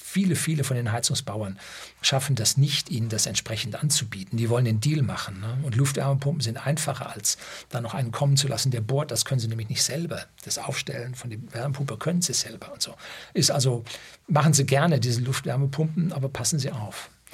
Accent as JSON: {"language": "German", "region": "Upper Bavaria", "country": "Germany", "said": "bei uns in Oberbayern"}